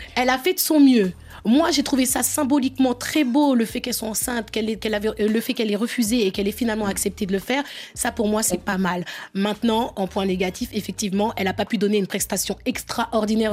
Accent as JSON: {"language": "French", "country": "France", "tie": "born or raised there", "said": "je suis née en France et je suis française. Et je suis très fière de mon histoire, de l'histoire de la France, mais aussi de mes pays d'origine, le Sénégal et la Guinée-Bissau."}